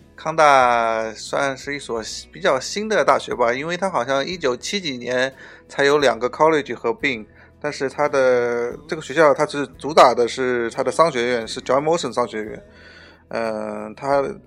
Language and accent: Chinese; China; moved away as an adult; 我们中国人